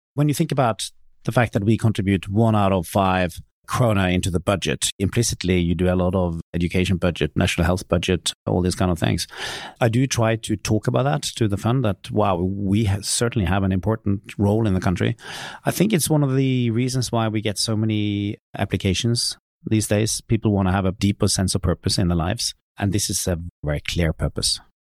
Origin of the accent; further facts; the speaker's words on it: Norway; my hometown in Norway where I grew up